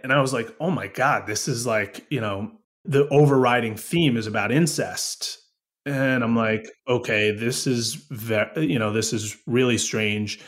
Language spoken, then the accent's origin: English; Woodstock, New York, United States; I grew up in Woodstock, New York